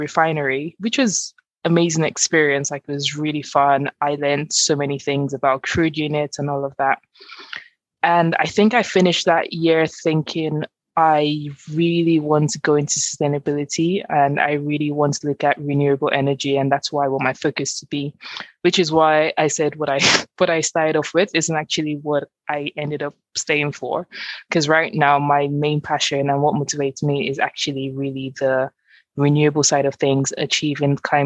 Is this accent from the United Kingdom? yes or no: no; Nigeria; moved away; I grew up in Nigeria, which is obviously an oil producing country